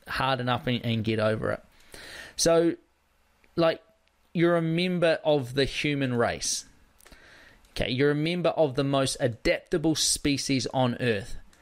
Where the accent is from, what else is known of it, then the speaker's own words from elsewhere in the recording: South Island, West Coast, New Zealand; growing up on the West Coast, where it's a pretty rugged environment on the West Coast of the South Island